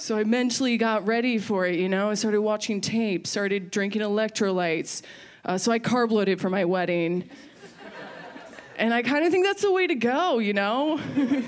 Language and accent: English; Maryland, United States; I'm from Maryland